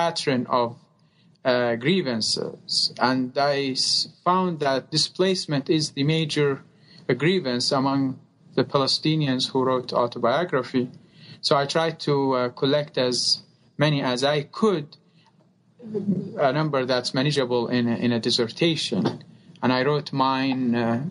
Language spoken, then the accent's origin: English; Abu Kamal, Deir ez-Zor Governorate, Syria; now in Utah, United States; I was born in Syria, a small town on the Euphrates called al-Saleh. And it was, I grew up in a very nice environment.